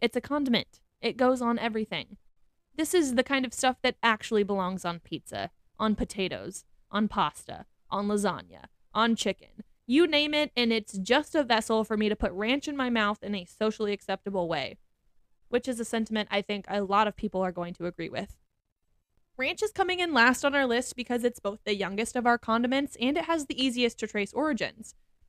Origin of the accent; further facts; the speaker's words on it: Midwest, United States; in my Midwestern opinion